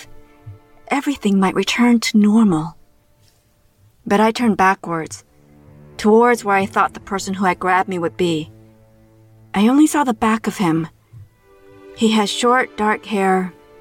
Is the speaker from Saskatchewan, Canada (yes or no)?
no; Toronto, Ontario, Canada; my hometown of Toronto, Canada.